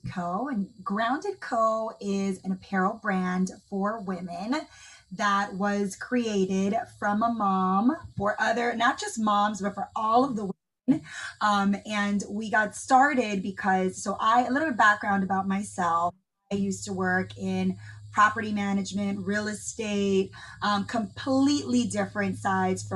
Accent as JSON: {"language": "English", "country": "Dominican Republic", "moved": "yes", "said": "I'm from the Dominican Republic, and my family lives there"}